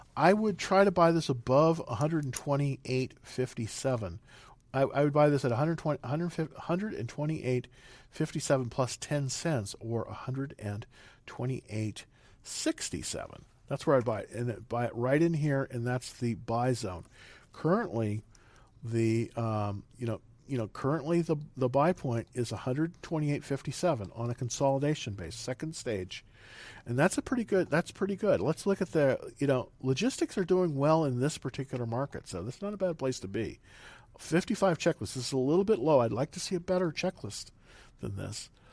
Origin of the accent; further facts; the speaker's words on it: Salinas, California, United States; moved away; I'm originally from California, and uh, it's um, let's see, um, that's where they have real farmers in Salinas